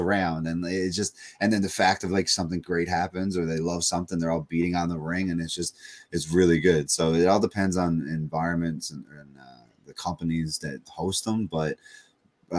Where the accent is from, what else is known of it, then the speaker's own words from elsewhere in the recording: Corner Brook, Newfoundland and Labrador, Canada; I grew up in Cornerbrook, Newfoundland